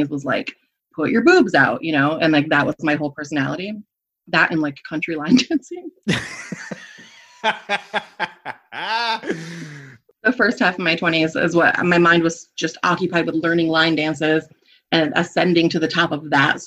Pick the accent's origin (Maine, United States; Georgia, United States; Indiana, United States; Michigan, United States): Michigan, United States; Everybody in my hometown was Christian Reformed and like blonde and huge because they were all like Dutch